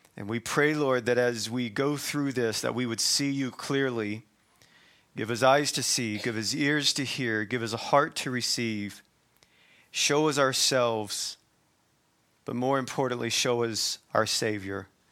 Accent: the South, United States; I'm from the South

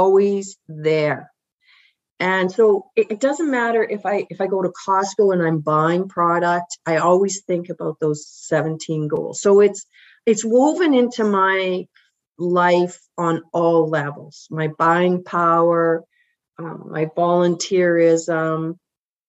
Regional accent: Balcarres, Saskatchewan, Canada; I grew up in Balcarres and there were four First Nations right beside Balcarres

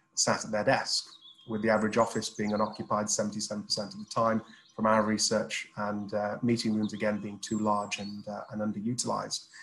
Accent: Sheffield, Yorkshire and the Humber, United Kingdom; I'm from Sheffield

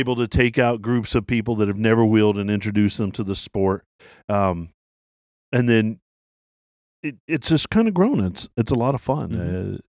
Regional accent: Tennessee, United States; moved away; I grew up in Tennessee, so I wheeled.

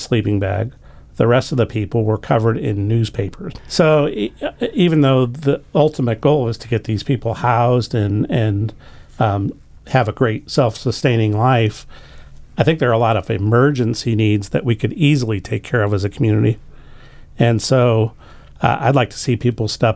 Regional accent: St. Louis, Missouri, United States; moved away as an adult; also born or lived in Dayton, Ohio / Northern Kentucky; now in Arlington, United States; I grew up in St. Louis

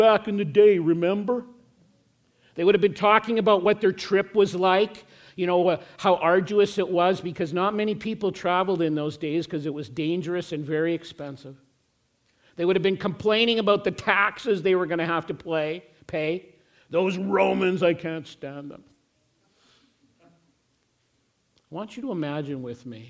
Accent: Regina, Saskatchewan, Canada; moved away; people that I grew up through high school with who went to the same youth group in the church that we were part of in Regina

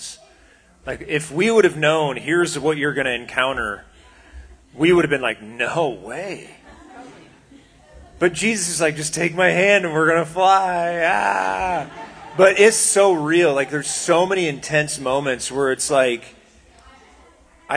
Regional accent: United States; we as American Christians

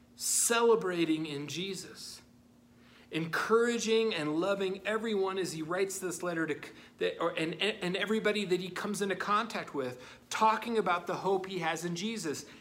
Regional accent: United States; as American Christians

